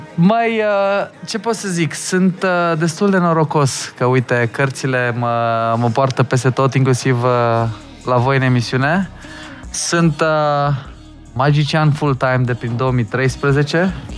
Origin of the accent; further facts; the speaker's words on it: Hunedoara, Hunedoara County, Romania; now in Bucharest, Romania; că eu sunt din Hunedoara